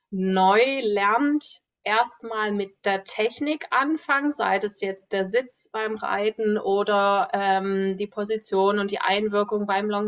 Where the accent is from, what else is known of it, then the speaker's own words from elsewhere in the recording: Dresden, Saxony, Germany; Ich bin Reitlehrerin, Ausbilderin aus Dresden.